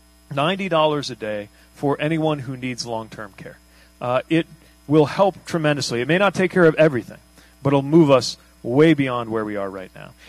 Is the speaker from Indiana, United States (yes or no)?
yes; South Bend, Indiana, United States; I grew up in Indiana.